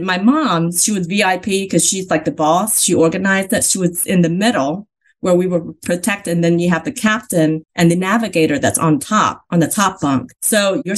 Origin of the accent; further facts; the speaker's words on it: Vietnam; now in United States; I was born in Vietnam, in South Vietnam